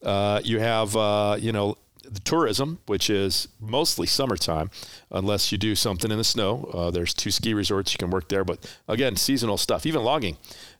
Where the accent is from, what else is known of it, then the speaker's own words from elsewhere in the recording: Kalispell, Montana, United States; now in California, United States; 80 miles from the Canadian border.